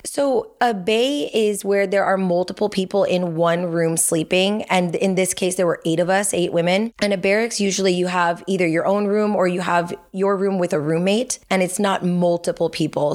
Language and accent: English; Los Angeles, California, United States; moved away as an adult; I grew grew up in Chatsworth, so I haven't gone far in a full circle kind of way. I grew up in the Valley